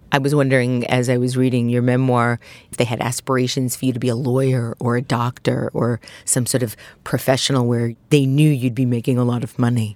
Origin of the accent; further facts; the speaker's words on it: New York City, New York, United States; also born or lived in Queens / Staten Island; I, too, was brought up in Brooklyn.